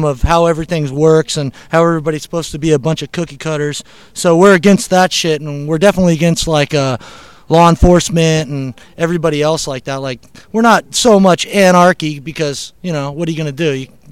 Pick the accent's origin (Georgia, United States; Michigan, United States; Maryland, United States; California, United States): California, United States; Upland; I grew up in Upland, in Ontario.